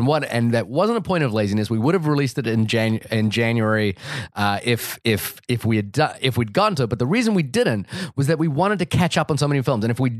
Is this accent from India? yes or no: no; New Zealand; Like, even me, I grew up in New Zealand, and I saw pieces of my growing up in that film.